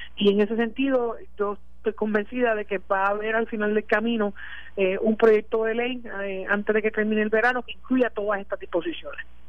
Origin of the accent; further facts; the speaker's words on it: Puerto Rico; todos como puertorriqueños